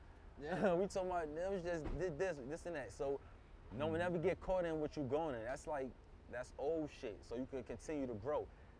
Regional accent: New York City, New York, United States; I'm from Brooklyn

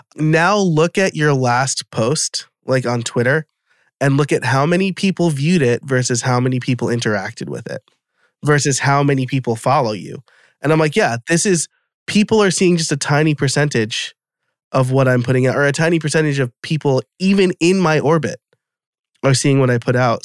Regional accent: New York, United States; now in West Chester, United States; I live in Westchester, Pennsylvania now, so I'm from New York originally

